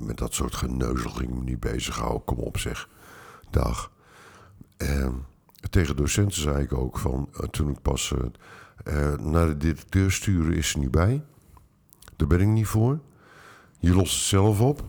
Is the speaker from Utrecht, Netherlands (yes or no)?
yes; Utrecht, Netherlands; ik ben in Utrecht opgegroeid